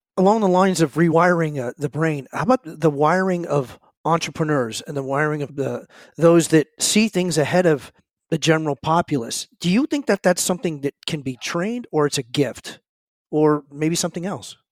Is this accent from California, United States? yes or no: yes; San Francisco Bay Area, California, United States; I grew up in the San Francisco Bay Area